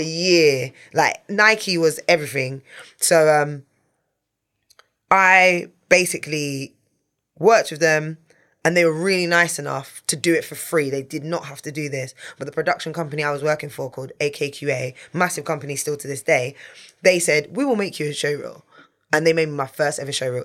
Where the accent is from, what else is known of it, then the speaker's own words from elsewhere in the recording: London, United Kingdom; I'm a girl from North London